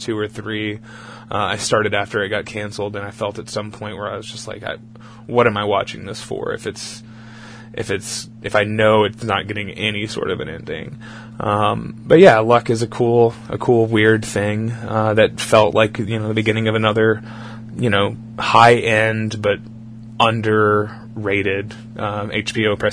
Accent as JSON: {"language": "English", "town": "Beaumont", "region": "Texas", "country": "United States", "tie": "born or raised there", "said": "my hometown of Beaumont, Texas"}